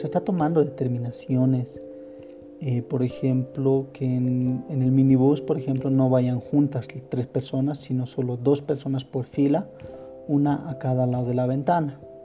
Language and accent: Spanish; La Paz, Bolivia; En La Paz, yo soy de aquí, de La Paz del Alto